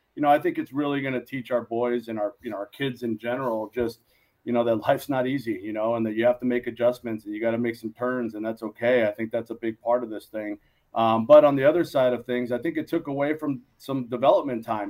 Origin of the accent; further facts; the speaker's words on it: Los Angeles, California, United States; also born or lived in Moraga, California; this is back home for us. We're from the San Gabriel Valley here